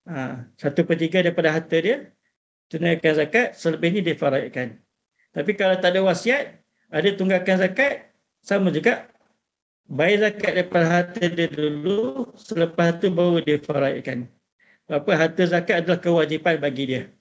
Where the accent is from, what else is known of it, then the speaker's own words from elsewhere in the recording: Malaysia; Kira, kalau kita sebagai orang Malaysia ni kebanyakannya memang syafi'i lah.